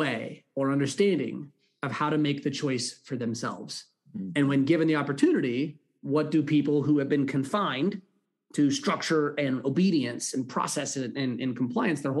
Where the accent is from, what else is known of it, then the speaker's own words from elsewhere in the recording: California, United States; I grew up in California